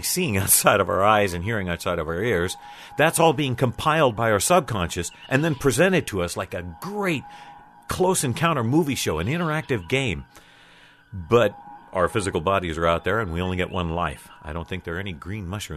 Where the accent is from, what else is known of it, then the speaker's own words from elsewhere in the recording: United States; I'm American